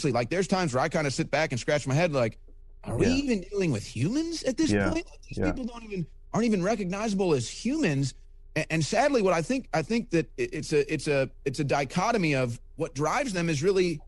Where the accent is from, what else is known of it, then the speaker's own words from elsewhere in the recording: St. Louis, Missouri, United States; my hometown of St. Louis